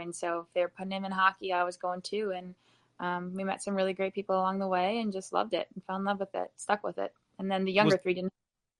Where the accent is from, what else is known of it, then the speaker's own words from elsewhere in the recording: Florida, United States; moved away; I'm originally from Florida. And so there really wasn't a lot of hockey down there, just a couple ice rinks.